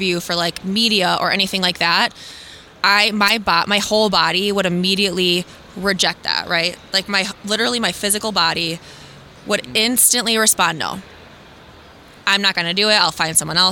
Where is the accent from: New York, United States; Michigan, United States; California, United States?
Michigan, United States; West; I'm from West Michigan